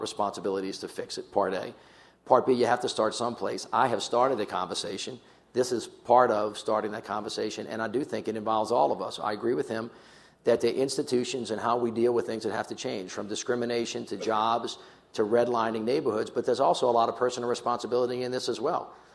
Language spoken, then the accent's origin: English; the South, United States; I'm a kid from the South